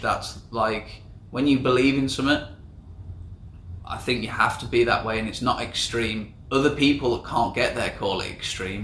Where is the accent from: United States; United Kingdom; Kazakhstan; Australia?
United Kingdom; England; moved away as an adult; now in Southeast Asia; I'm 24, I'm from England.